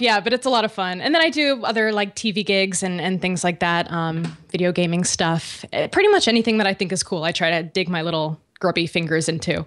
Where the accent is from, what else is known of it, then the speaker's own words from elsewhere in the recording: Connecticut, United States; moved away; I'm from Connecticut originally